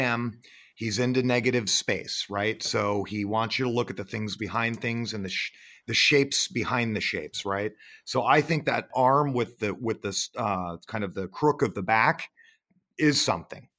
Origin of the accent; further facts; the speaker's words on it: Sonoma, California, United States; moved away as an adult; also born or lived in Florida; I'm up in Sonoma, my hometown